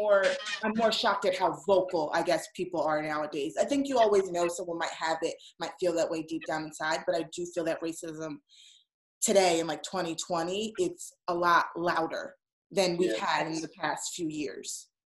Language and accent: English; Manalapan, New Jersey, United States; I'm from Manalapan